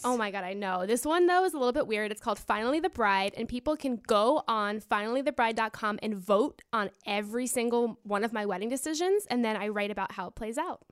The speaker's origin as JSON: {"language": "English", "region": "Florida", "country": "United States", "said": "I'm from Florida"}